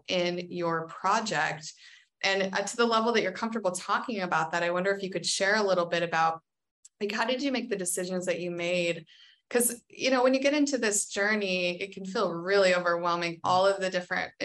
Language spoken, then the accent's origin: English; United States; as an American